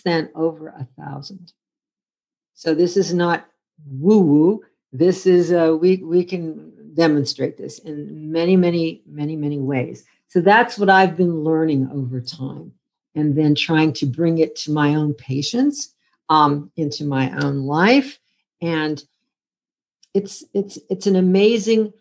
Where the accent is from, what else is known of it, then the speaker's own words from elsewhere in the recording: Western Pennsylvania, United States; moved away; also born or lived in Akron, Ohio; I'm from Western Pennsylvania originally